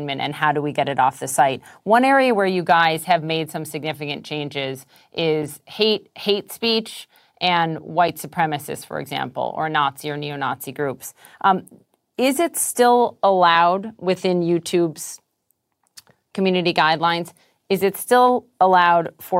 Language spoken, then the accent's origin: English; Minneapolis, Minnesota, United States; my hometown of Minneapolis